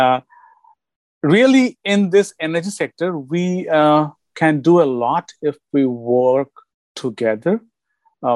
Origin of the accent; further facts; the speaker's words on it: India; moved away as an adult; now in United States; am from India. I have done my bachelor's in India in chemical engineering. And I came here in USA with my whole family in 1998.